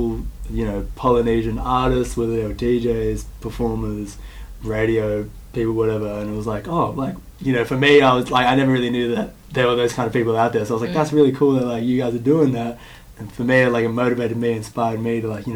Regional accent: Ashfield, New South Wales, Australia; I'm from Ashfield

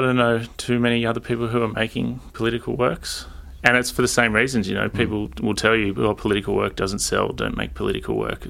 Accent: Sydney, New South Wales, Australia; I grew up on the Lower North Shore of Sydney, so which is not a left kind of side of politics, I suppose.

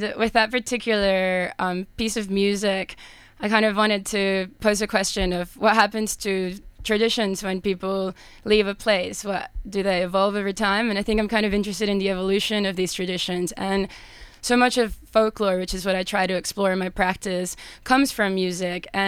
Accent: Mérida, Venezuela; moved away; from Merida, which is my hometown

